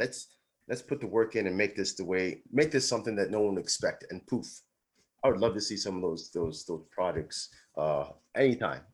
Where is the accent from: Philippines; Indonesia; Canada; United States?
Canada; Toronto, Ontario; we're originally from Toronto